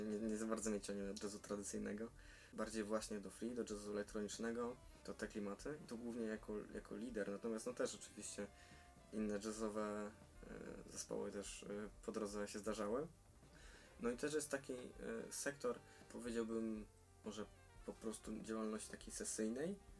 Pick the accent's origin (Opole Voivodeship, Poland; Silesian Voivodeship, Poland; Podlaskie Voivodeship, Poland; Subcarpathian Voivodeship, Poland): Silesian Voivodeship, Poland; jestem e, rodowitym Ślązakiem